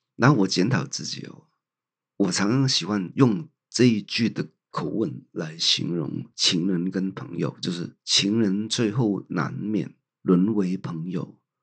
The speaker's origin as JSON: {"language": "Chinese", "country": "Hong Kong", "tie": "born or raised there", "moved": "as an adult", "lives_now": "Taiwan", "said": "香港是我的故乡"}